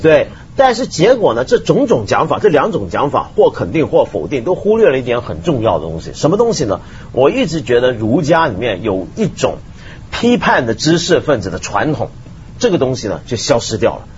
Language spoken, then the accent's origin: Chinese; China; 我们中国人是很关心我们中国人是什么人这个问题的